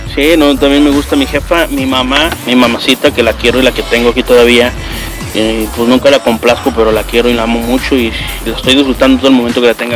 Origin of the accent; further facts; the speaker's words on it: Mexico; moved away; yo crecí allá en México